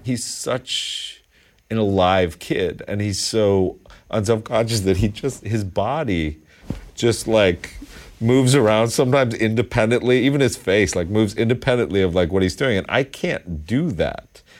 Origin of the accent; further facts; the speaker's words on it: Westchester County, New York, United States; also born or lived in East Village, New York City; I came from Westchester County.